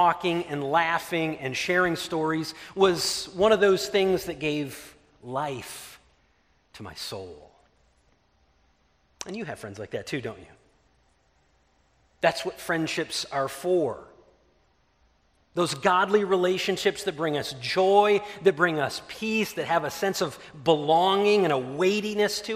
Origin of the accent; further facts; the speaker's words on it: Ludington, Michigan, United States; moved away; our hometown of Ludington